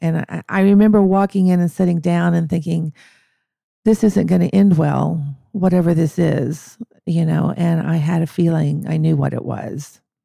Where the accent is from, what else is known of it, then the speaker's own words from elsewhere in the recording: Madill, Oklahoma, United States; I grew up in Medill, um, uh, which is just a few miles from Durant